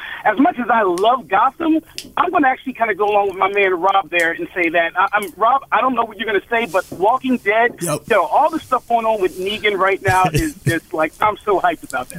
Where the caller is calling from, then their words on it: Alabama, United States; I'm calling from Alabama.